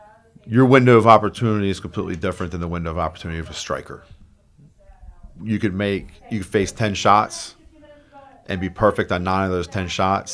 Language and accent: English; Sykesville, Maryland, United States; Carroll County.